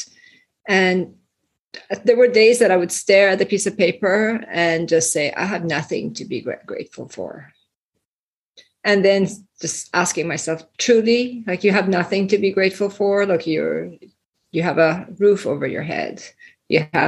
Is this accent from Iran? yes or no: yes; Iran; moved away; I was born and raised in Iran, and then we immigrated here